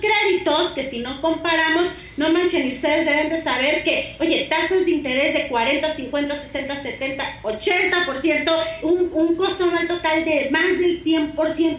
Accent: Sinaloa, Mexico; moved away; yo soy de Sinaloa

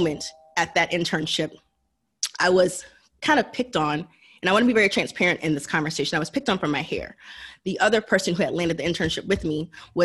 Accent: Marietta, Georgia, United States; I'm from Marietta, Georgia, which makes me adjacent to Atlanta, Georgia

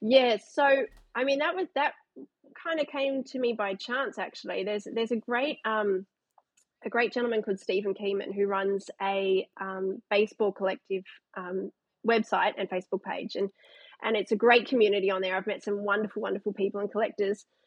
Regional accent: Canberra, Australian Capital Territory, Australia; now in Newcastle, Australia; grew up in Canberra, played t ball, played baseball like so many kids

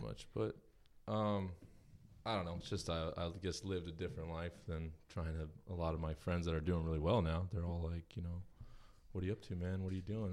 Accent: Huntington Station, New York, United States; I was born in Long Island

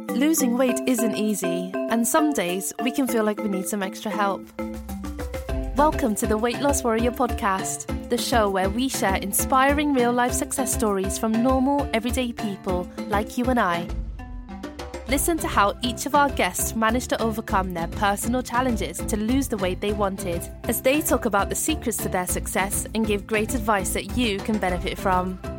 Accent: Essex, East of England, United Kingdom; I am 32 from Essex.

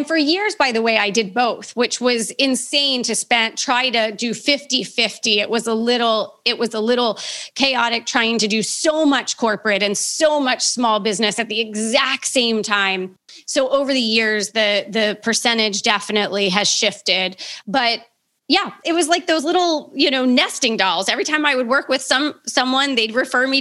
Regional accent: Baltimore, Maryland, United States; I'm born and raised in Baltimore

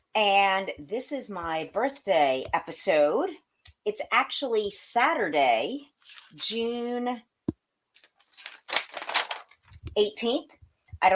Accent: Pakistan; I'm Pakistani.

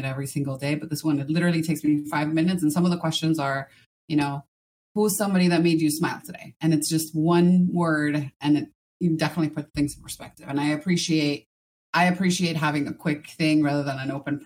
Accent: Miami, Florida, United States; also born or lived in Ecuador; I was born here in Miami, Florida

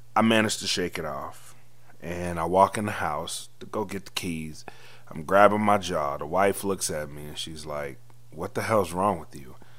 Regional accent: the South, United States; I'm from the South

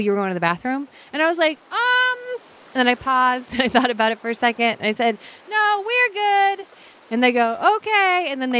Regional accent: Pacific Northwest, United States; moved away; I grew up in the Pacific Northwest, didn't have a lot of sunshine.

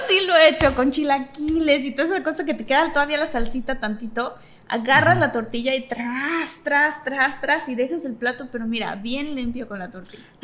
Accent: Mexico

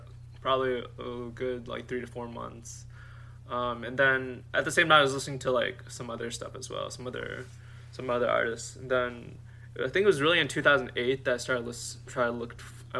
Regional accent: United States; growing up in America in high school

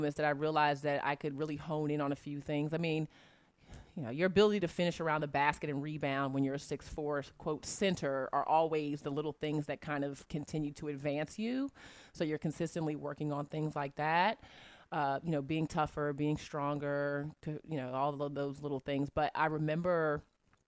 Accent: Virginia, United States; I'm from Virginia.

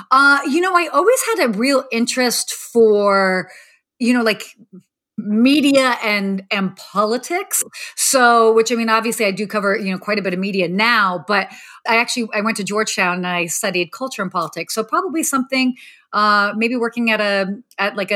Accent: United States; being like a young young teenage girl I'd, and growing up in the States, you kind of look at celebrities

